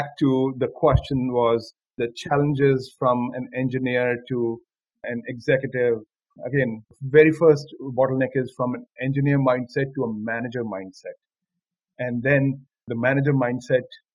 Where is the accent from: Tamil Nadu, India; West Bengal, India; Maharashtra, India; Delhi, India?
Delhi, India; moved away as an adult; also born or lived in Gandhinagar, Gujarat; I'm from Delhi. I live in Delhi, and I've spent all my 21 years in Delhi